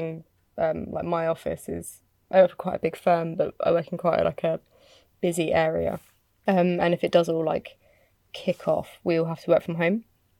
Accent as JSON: {"language": "English", "country": "United Kingdom", "said": "I'm British."}